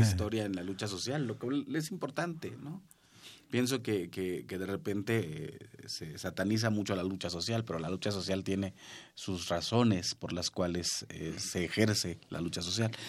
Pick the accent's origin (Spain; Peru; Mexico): Mexico; La Huasteca; yo soy de la Huasteca